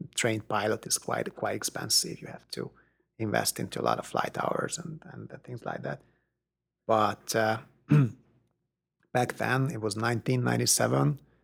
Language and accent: English; Hungary; moved away as an adult; now in Austin, United States; I did grow up in Hungary, which was not the part of the Soviet Union